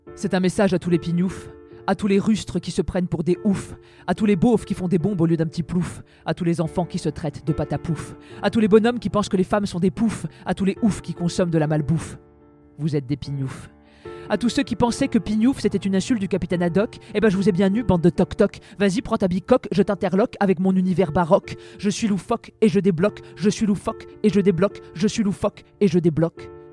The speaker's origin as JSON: {"language": "French", "area": "Beauce, Centre region", "region": "Centre-Val de Loire", "country": "France", "tie": "born or raised there", "said": "En Beauce notamment, là où j'ai grandi"}